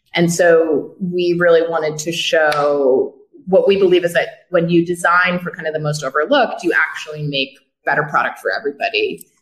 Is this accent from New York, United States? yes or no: yes; Westchester, New York, United States; also born or lived in Brooklyn, New York; I grew up in the yeah. Westchester. Grew up in the Burbs.